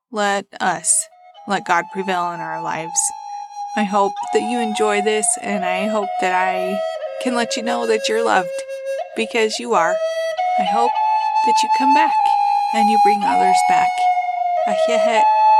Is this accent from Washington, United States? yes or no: no; Ferron, Utah, United States; also born or lived in Bluffdale, Utah; I currently live in Bluffdale, Utah. I grew up in Farron, Utah